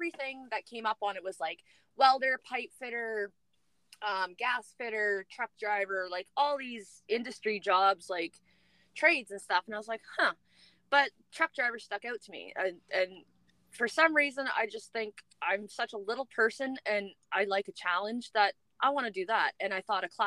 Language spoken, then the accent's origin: English; New Brunswick, Canada; moved away as an adult; also born or lived in Alberta / Fort St. John; So originally I'm from New Brunswick, and I moved out to Alberta 7 or 8 years ago